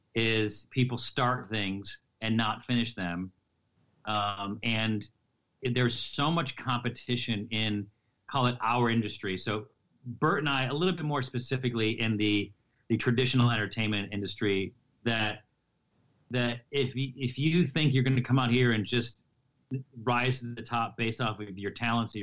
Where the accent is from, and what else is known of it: Syracuse, New York, United States